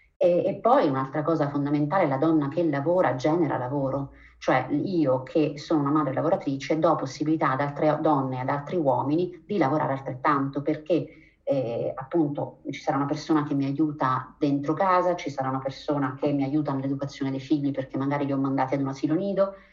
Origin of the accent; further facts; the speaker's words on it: Abruzzo, Italy; moved away as an adult; also born or lived in Germany; now in Switzerland; io sono nata e cresciuta in Abruzzo